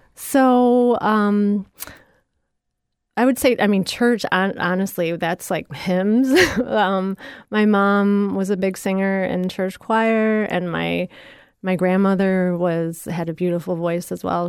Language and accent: English; Ottawa, Illinois, United States; I grew up in Ottawa, Illinois, which is south of Chicago.